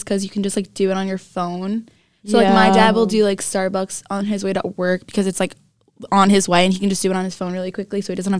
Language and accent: English; Long Island, New York, United States; I'm a senior here at High Point University. I am from New York, specifically Long Island, so I'm 45 minutes away from the city by train and an hour by car.